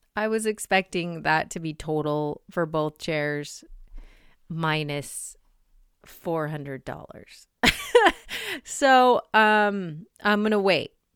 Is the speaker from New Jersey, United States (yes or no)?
no; Salt Lake City, Utah, United States; I grew up in Salt Lake